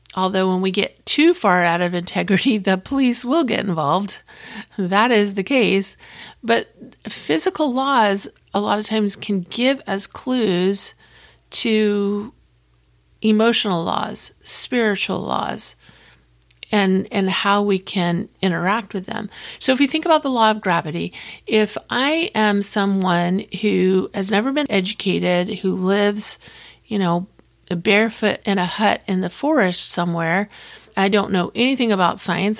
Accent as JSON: {"language": "English", "region": "Florida", "country": "United States", "said": "I'm from Florida, and I have family all over the state of Florida"}